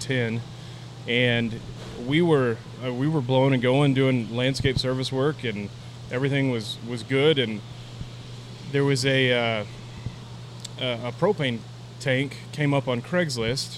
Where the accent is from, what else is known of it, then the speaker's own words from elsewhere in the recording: Portales, New Mexico, United States; I grew up in Portales, New Mexico, which is a small town on the eastern border of New Mexico